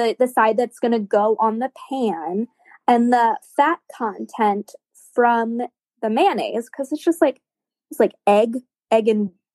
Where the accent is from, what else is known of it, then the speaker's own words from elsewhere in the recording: the South, United States; I'm from the South